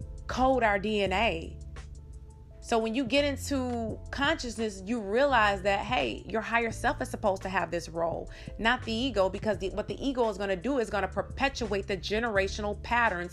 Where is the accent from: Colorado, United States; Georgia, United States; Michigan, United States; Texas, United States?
Georgia, United States; we're both from Georgia